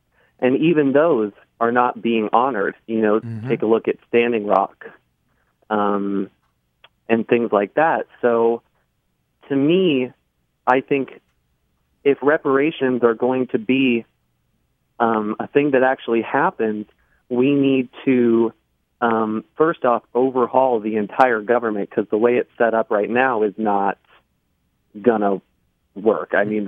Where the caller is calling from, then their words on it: Iowa, United States; I'm from Iowa.